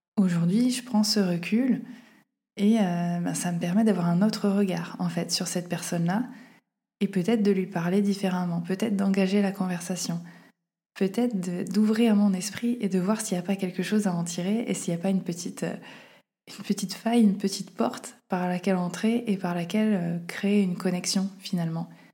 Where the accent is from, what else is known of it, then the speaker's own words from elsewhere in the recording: Auvergne-Rhône-Alpes, France; moved away as an adult; ma ville natale